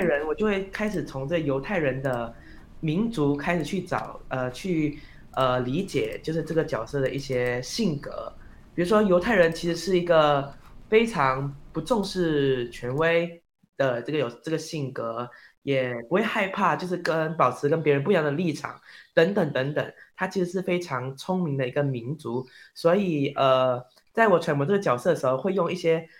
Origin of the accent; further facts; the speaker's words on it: Malaysia; moved away as an adult; now in Taiwan; 我是一个马来西亚人